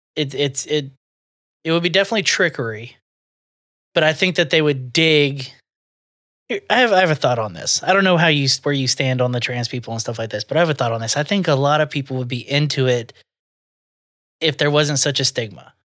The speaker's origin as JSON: {"language": "English", "region": "the South", "country": "United States", "said": "I'm from the South, so I do have some tendencies"}